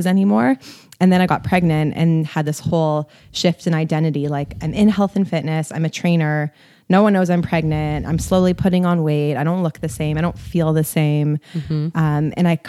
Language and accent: English; Toronto, Ontario, Canada; I'm from Toronto and I run an online health and fitness brand called Kale and Crunches.